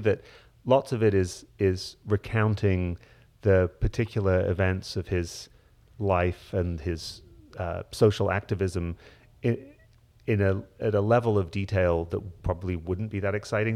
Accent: Hull, Yorkshire and the Humber, United Kingdom; I grew up in Hull in northeast England, in Yorkshire

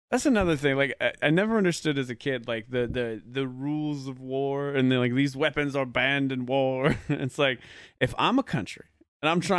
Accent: United Kingdom; I'm also British.

